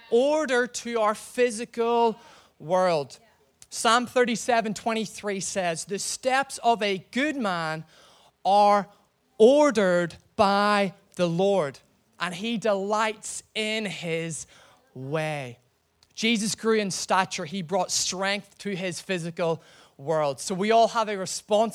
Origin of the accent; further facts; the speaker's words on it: Northern Ireland, United Kingdom; I'm from Northern Ireland, and you know, we're all potato farmers in Northern Ireland